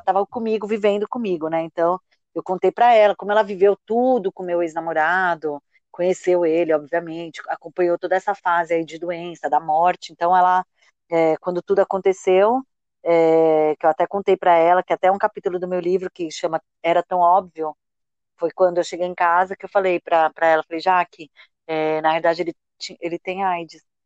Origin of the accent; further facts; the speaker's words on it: São Paulo, Brazil; eu sou aqui de São Paulo